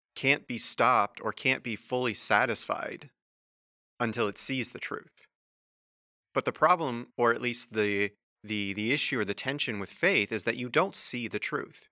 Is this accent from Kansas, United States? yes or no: yes; Wichita, Kansas, United States; moved away; I'm originally from Kansas, and uh, in high school at, in, uh, Wichita, where I'm from